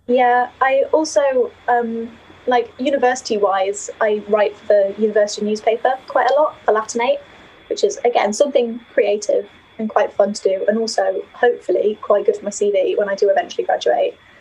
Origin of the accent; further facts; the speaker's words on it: Skipton, Yorkshire and the Humber, United Kingdom; accent: northern lilt; moved away as an adult; now in Durham, United Kingdom; my hometown, Skipton